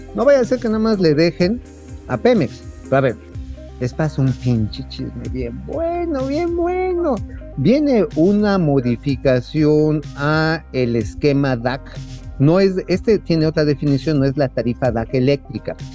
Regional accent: Tula, Hidalgo, Mexico; yo soy este, oriundo de Tula, por eso lo conozco bien

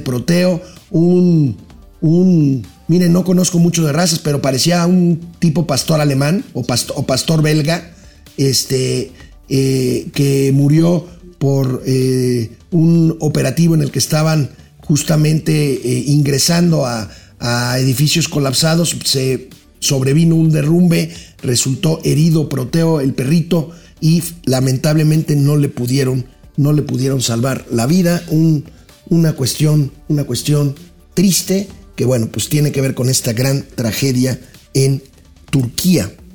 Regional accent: Mexico

